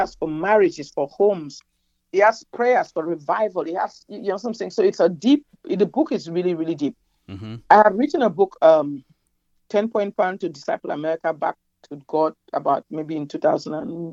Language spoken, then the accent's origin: English; Cameroon; moved away as an adult; also born or lived in Nigeria / New York, United States; now in United States; My country, my home country, Cameroon, my birth country, Cameroon